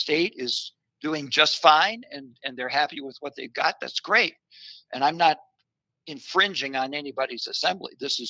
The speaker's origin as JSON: {"language": "English", "town": "Muskegon", "region": "Michigan", "country": "United States", "tie": "born or raised there", "also_born_or_lived": "Traverse City, Michigan", "moved": "yes", "said": "Yes, I was born and raised in Muskegon."}